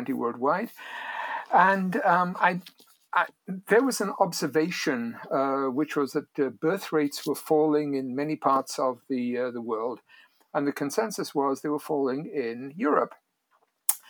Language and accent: English; Wales, United Kingdom; moved away as an adult; now in United States; I grew up in Wales. I came to the United States in 1980.